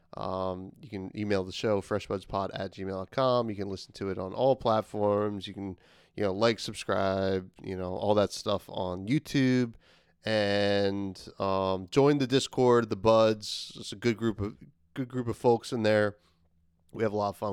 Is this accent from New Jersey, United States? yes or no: yes; New Jersey, United States; my home state of New Jersey